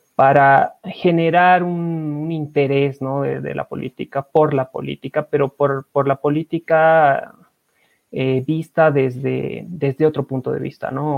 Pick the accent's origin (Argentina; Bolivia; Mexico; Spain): Bolivia; como bolivianos